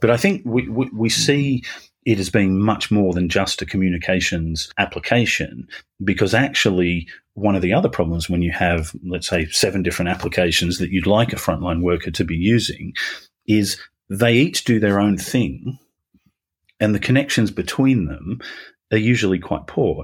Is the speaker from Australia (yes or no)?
yes; Australia; accent: Australian; moved away as an adult; now in United Kingdom; I'm Australian originally, so the, the beginning of my career was down there